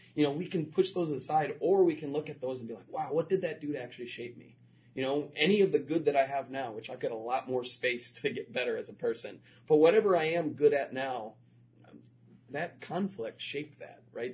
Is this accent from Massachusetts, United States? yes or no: no; Florida, United States; moved away; I grew up in Florida